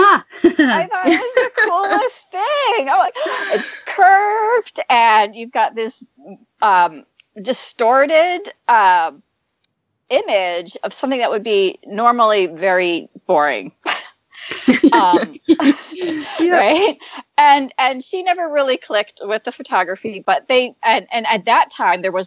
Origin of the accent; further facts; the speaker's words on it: eastern Pennsylvania, United States; now in Seattle, United States; I grew up in Pennsylvania, in eastern Pennsylvania, and I'm living in Seattle